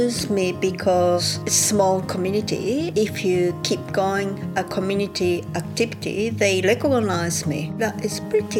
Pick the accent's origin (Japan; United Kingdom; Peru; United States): Japan; Kyoto; English is a second language; now in Kangaroo Island, Australia; I came from Kyoto, Japan 25 years ago. And now I am living in Kangaroo Island.